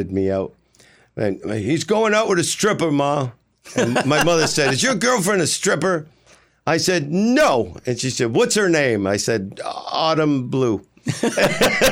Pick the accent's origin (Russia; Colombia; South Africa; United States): United States; Boston, Massachusetts; moved away as an adult; also born or lived in New York / Los Angeles; I grew up in East Boston